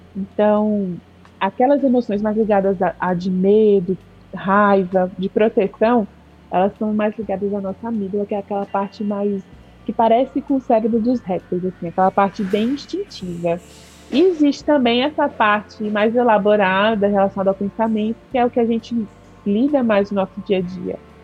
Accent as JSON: {"language": "Portuguese", "town": "Brasília", "region": "Federal District", "country": "Brazil", "also_born_or_lived": "Recife", "moved": "as an adult", "said": "Eu sou de Brasília"}